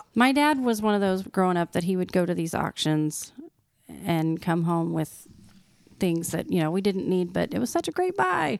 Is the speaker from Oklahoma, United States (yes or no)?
yes; Oklahoma, United States; we follow the O U Sooners 'cause we're from Oklahoma